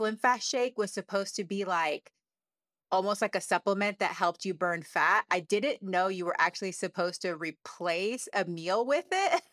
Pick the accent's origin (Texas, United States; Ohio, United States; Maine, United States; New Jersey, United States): Texas, United States; I grew up in Texas